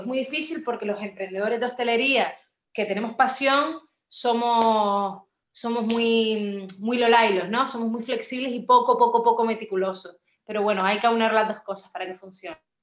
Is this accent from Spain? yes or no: yes; Las Palmas de Gran Canaria, Canary Islands, Spain; also born or lived in Burgos; yo nací en Las Palmas, de Gran Canaria, soy canaria como tú, de nacimiento